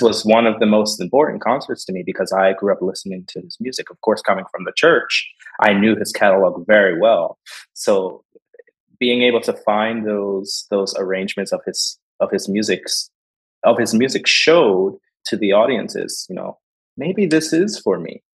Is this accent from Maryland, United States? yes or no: no; Philadelphia, Pennsylvania, United States; moved away as an adult; now in Detroit, United States; I'm from Philadelphia